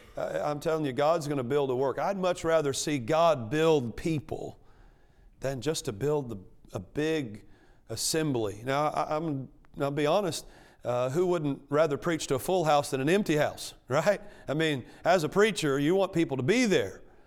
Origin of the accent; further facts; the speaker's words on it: Arkansas, United States; moved away; I grew up in Arkansas. You can probably tell that by, uh, the, uh, uh, speech impediment.